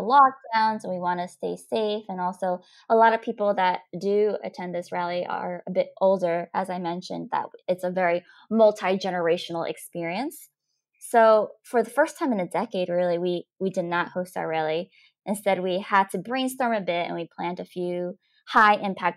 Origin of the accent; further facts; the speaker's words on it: United States; I was raised in the New Jersey, New York area